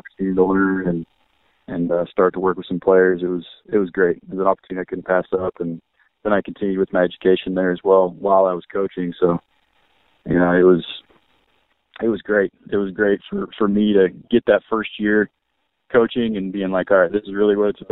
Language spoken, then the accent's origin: English; Oregon, United States; moved away as an adult; also born or lived in California / New Mexico / Joliet, Illinois; I grew up in Oregon